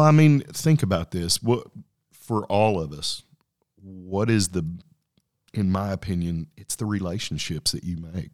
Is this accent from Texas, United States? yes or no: yes; Lubbock, Texas, United States; where'd you grow up? And I said, hey, Lubbock, Texas.